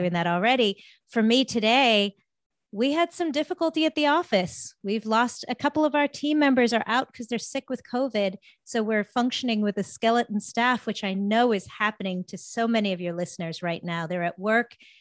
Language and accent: English; South Africa; moved away; I'm from, I'm originally from South Africa.